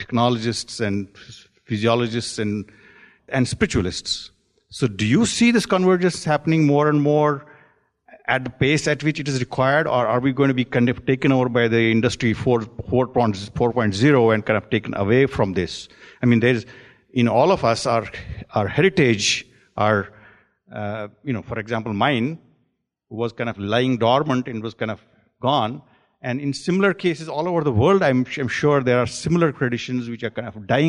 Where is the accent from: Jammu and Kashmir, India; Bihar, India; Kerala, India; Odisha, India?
Jammu and Kashmir, India; now in Silicon Valley, United States; I'm from Kashmir